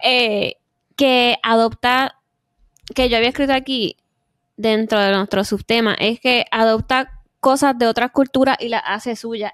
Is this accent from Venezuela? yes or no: no; Puerto Rico; moved away; also born or lived in Korea; cuando uno es viviendo desde pequeño, uno como puertorriqueño